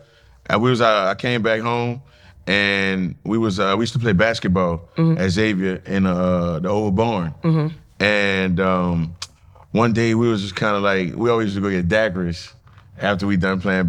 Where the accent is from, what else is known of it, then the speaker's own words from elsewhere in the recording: New Orleans, Louisiana, United States; I mean, I'm from New Orleans, Louisiana. I went to St. Aug for high school and St. Augustine High School.